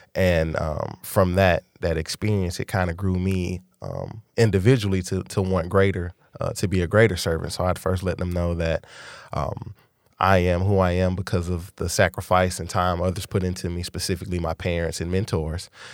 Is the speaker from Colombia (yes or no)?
no; Dallas, Texas, United States; born or raised there; also born or lived in San Antonio